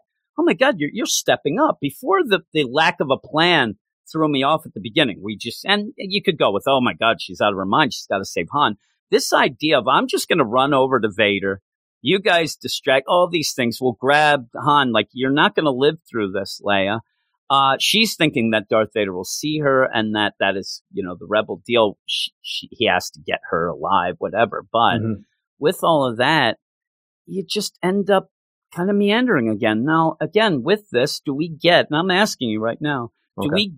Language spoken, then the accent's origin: English; Quakertown, Pennsylvania, United States; my hometown of Quakertown